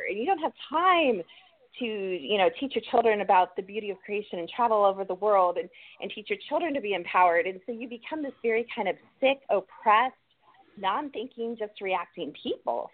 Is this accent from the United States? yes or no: yes; Columbus, Ohio, United States; now in North Carolina, United States; I'm from Columbus, Ohio, even though we live in North Carolina now.